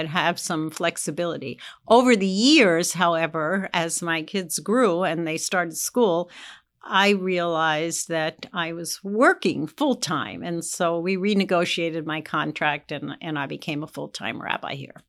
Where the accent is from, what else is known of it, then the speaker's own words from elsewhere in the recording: East Coast, United States; moved away as an adult; now in Indianapolis, United States; I was from the East Coast